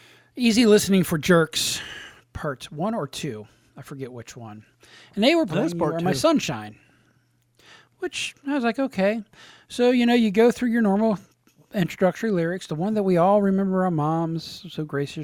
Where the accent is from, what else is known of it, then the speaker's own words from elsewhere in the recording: Kentucky, United States; I am from Kentucky